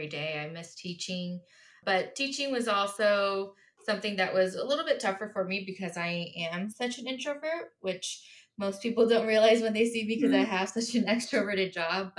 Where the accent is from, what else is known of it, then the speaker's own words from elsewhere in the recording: Beaverton, Oregon, United States; moved away as an adult; also born or lived in San Diego, California; I grew up in Beaverton, actually, just about a half hour from campus